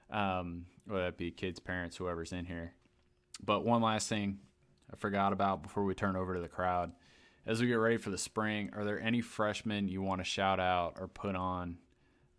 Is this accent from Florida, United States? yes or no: yes; South Florida, United States; now in Raleigh, United States; I grew up in South Florida